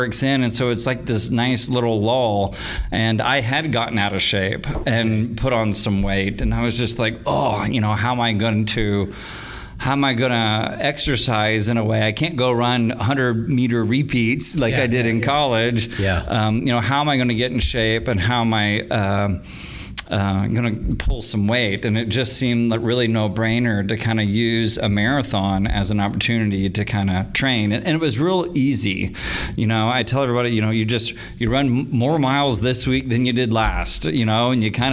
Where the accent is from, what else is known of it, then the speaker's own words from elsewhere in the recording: Tulsa, Oklahoma, United States; I was born right here in Tulsa.